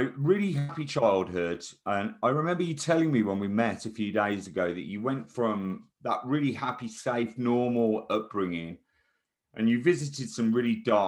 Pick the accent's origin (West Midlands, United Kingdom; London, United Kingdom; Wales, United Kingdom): West Midlands, United Kingdom; Chelmsley Wood; I also grew up in Chemsey Wood in the 80s.